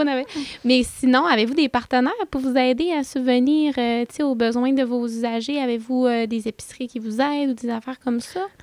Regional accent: Saint-Prime, Quebec, Canada; je viens du lac Saint-Jean. Moi, à la base, je viens de Saint-Prime

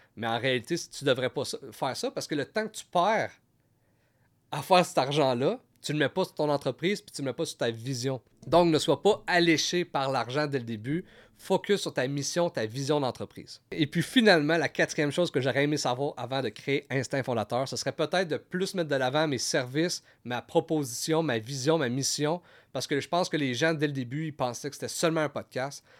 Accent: Gatineau, Quebec, Canada; je viens de Gatineau

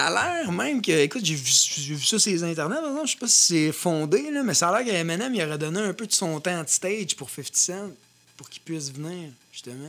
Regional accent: Louiseville region, Quebec, Canada; on vient de la région de Louisville. Puis, juste là-bas, moi, je me rappelle ma, jeunesse

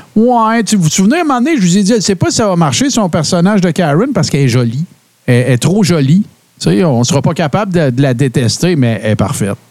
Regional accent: Témiscamingue, Quebec, Canada; moved away; je viens du Témiscamingue

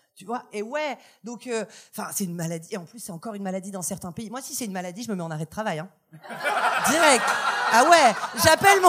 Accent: France; moved away as an adult; now in Montreal, Canada; je viens d'arriver à, Montréal et euh, bon, comme vous pouvez le constater, je suis française

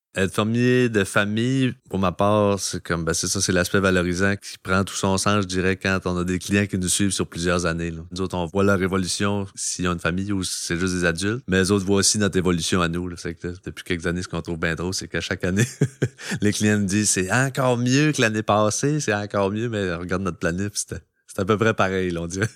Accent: Carleton-sur-Mer, Quebec, Canada; je viens de, ben, de Carleton, j'ai grandi ici

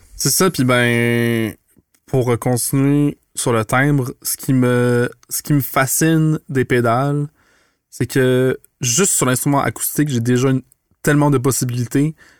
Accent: Montreal, Quebec, Canada; moved away as an adult; now in Quebec City, Canada; j'ai grandi à Montréal. je suis un petit gars du plateau Mont-Royal.

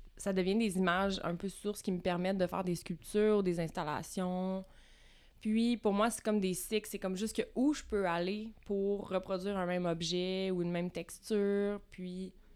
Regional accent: Vaudreuil-Dorion, Quebec, Canada; now in Montreal, Canada; Je viens dans le coin de Vaudreuil-Dorion

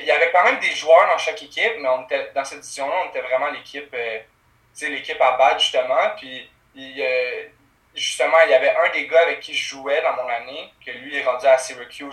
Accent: Montreal, Quebec, Canada; j'étais un gars de Montréal. Dans le fond, j'ai toujours habité à la Chine

